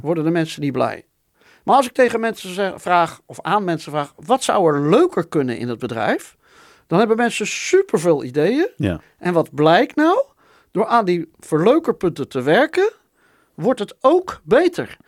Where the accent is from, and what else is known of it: Netherlands